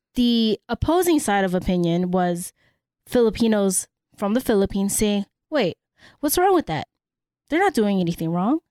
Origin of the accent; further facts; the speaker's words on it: San Francisco, California, United States; first language Cebuano; English is a second language; I was born and raised in San Francisco